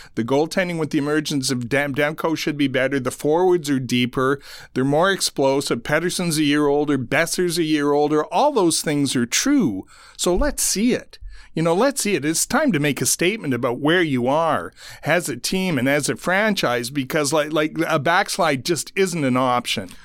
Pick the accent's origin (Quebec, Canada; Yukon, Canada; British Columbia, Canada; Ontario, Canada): Ontario, Canada; Ottawa; I grew up in Ottawa